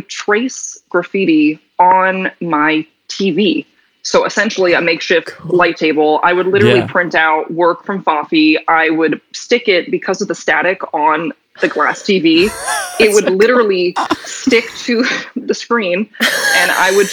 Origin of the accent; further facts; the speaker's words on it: Newton, Massachusetts, United States; also born or lived in New York; growing up in Newton